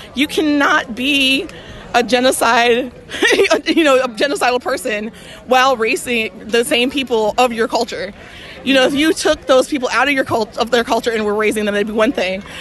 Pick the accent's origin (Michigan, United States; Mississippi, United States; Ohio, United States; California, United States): Mississippi, United States; Jackson; also born or lived in Tuscaloosa, Alabama; I'm from Jackson, Mississippi, and Tuscaloosa, Alabama.